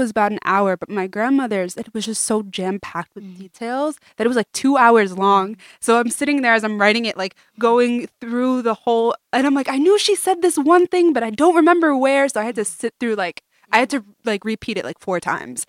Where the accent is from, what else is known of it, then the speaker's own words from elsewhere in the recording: New York City, New York, United States; we're from Brooklyn